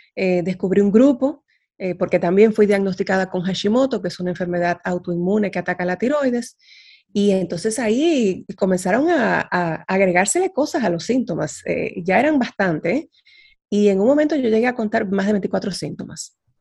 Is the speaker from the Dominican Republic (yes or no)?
yes; Dominican Republic; moved away as an adult; now in Netherlands; Yo soy dominicana, eh, y resido actualmente en Holanda, con muchos años viviendo fuera de República Dominicana